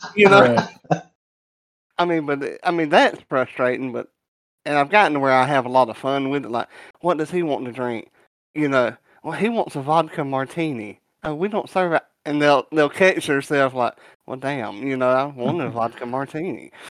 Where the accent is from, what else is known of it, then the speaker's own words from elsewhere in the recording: the South, United States; I'm from the South